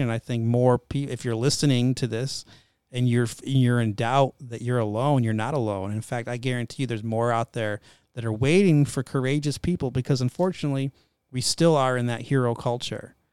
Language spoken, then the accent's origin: English; Northeast, United States; moved away; I'm raised in the Northeast, French Canadian, half French Canadian.